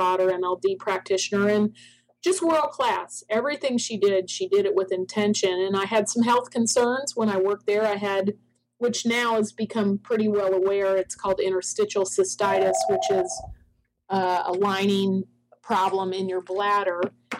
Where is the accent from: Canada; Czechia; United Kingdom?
Canada; Toronto, Ontario; also born or lived in Ocala, Florida; now in United States; I'm from Toronto. I was born in Toronto. My parents are both from Ireland, the south part of Ireland.